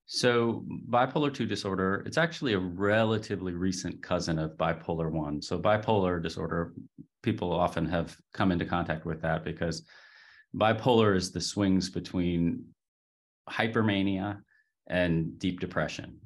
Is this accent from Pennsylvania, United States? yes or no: yes; Pittsburgh, Pennsylvania, United States; moved away; I grew up in Pittsburgh, Pennsylvania